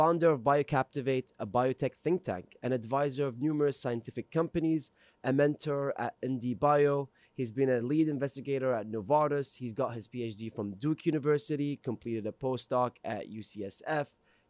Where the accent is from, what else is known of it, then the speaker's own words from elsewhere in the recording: Kuwait; English is a second language; moved away; I grew up in the Middle Eastern desert, Kuwait.